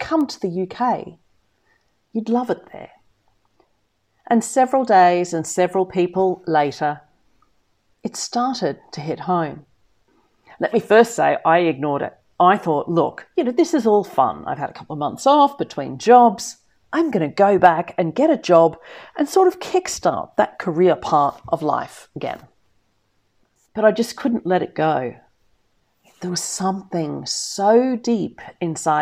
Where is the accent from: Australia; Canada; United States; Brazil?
Australia; Melbourne, Victoria; moved away as an adult; now in United Kingdom; Melbourne's been my hometown since I was 10 years old. I'd done my secondary schooling there, I'd gone to university in Melbourne